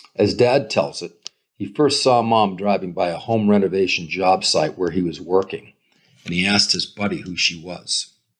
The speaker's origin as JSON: {"language": "English", "region": "Massachusetts", "country": "United States", "tie": "born or raised there", "moved": "yes", "said": "Where I grew up in Massachusetts"}